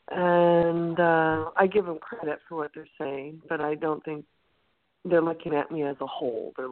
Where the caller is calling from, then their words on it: Santa Cruz, California, United States; from Santa Cruz.